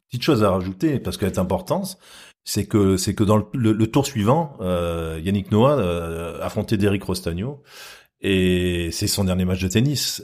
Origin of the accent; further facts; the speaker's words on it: Marseille, Provence-Alpes-Côte d'Azur, France; je suis marseillais